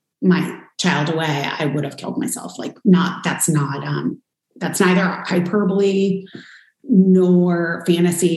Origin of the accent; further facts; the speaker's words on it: New York, United States; I was born and adopted in New York